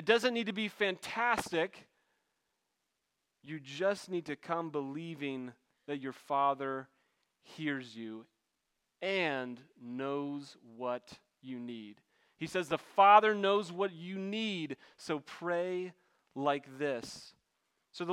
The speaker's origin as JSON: {"language": "English", "region": "backwoods Maryland", "country": "United States", "said": "I'm from Backwoods, Maryland"}